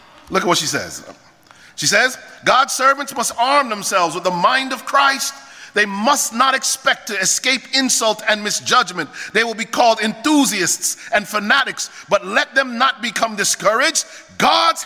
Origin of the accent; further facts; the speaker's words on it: Jamaica; I'm Jamaican